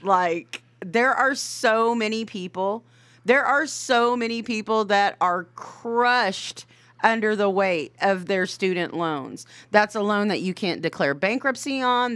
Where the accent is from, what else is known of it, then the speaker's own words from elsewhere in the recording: Anadarko, Oklahoma, United States; we're both from Anadarko, and we both went to high school and school with, with these people. I mean, since grade school